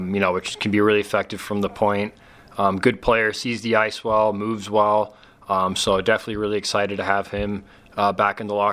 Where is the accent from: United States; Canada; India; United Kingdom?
United States; West Valley City, Utah; my hometown team